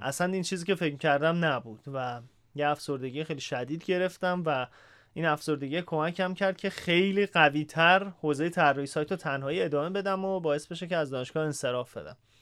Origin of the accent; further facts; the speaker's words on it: Isfahan, Iran; moved away as an adult; اهل اصفهانم هستم و اصفهان بودم تا همین نه سال پیش